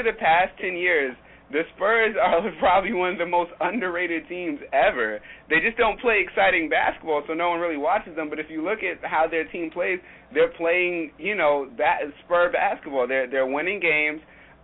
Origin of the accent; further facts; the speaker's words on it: East Coast, United States; I'm from the East Coast